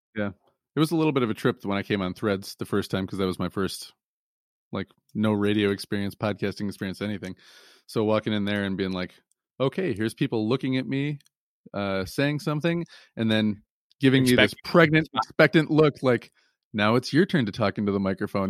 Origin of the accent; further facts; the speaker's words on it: Lansing, Michigan, United States; moved away; I'm originally from the Lansing, Michigan area